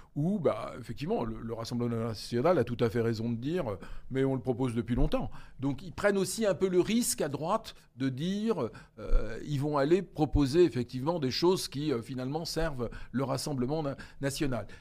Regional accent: France; Nous, on a un rôle particulier en tant que Français

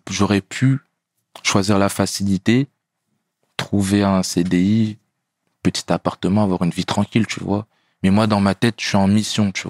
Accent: France; Pourtant, je suis français, tu vois.

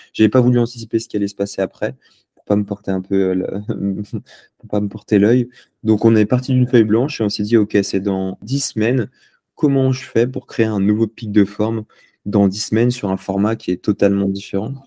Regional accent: Lyon, Auvergne-Rhône-Alpes, France; moved away as an adult; also born or lived in Paris; je suis né à Lyon. Euh, j'ai grandi à Lyon

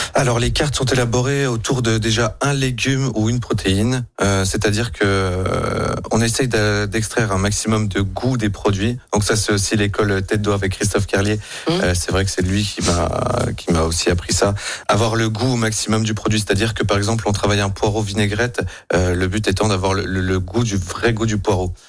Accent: Gérardmer, Grand Est, France; now in Lyon, France; je viens de Gérardmer, dans les Vosges.

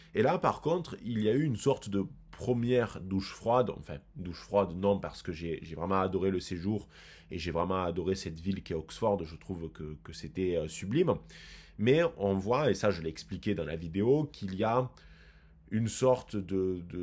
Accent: France; nous en tant que Français

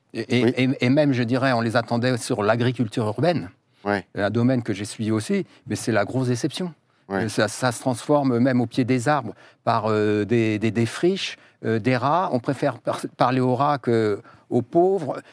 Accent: Mayenne, Pays de la Loire, France; je viens de Mayenne

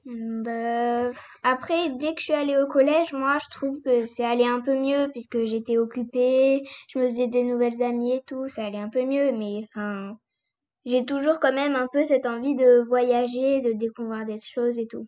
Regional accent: France; also born or lived in Corsica; la France, notre pays

